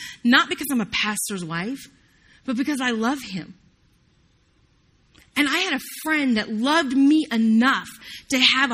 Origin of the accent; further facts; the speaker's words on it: the South, United States; I'm from the South, can't get it out